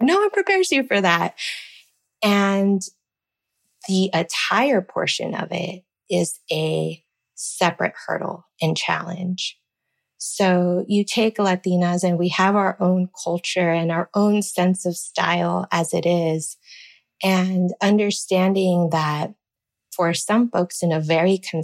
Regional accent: Rio Grande Valley, Texas, United States; moved away; Growing up in the Valley

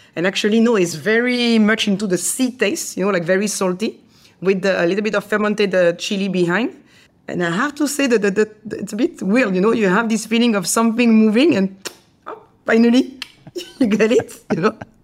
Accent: France; English is a second language; moved away as an adult; also born or lived in Asia; you're French

